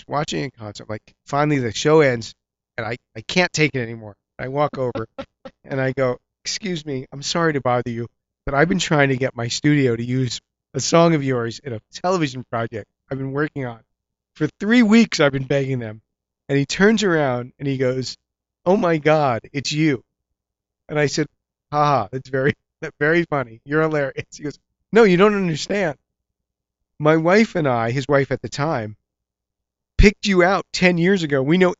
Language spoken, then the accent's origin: English; East Coast, United States; You know, I'm a nerd from the East Coast from a liberal arts college.